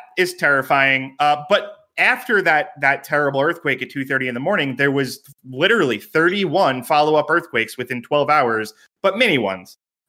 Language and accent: English; New York, United States; moved away as an adult; now in California, United States; I am from New York.